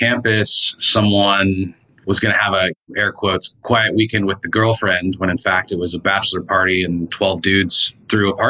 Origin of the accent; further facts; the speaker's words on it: Austin, Texas, United States; now in Dallas, United States; But I grew up in Austin, which has its own startup culture. And so moving to Dallas was kind of a shock.